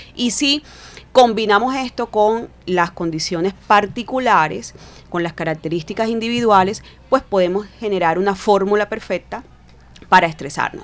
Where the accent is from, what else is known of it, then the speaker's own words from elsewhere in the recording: Cartagena, Bolívar, Colombia; moved away as an adult; now in Barranquilla, Colombia; psicóloga eh, cartagenera, realmente, ya tengo 17 años viviendo en Barranquilla, pero soy de Cartagena